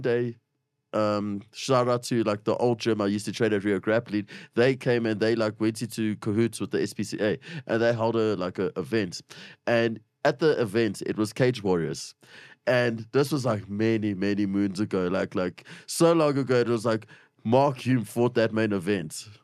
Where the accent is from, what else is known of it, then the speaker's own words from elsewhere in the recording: Springs, Gauteng, South Africa; shout out to Springs. I love it. It's my hometown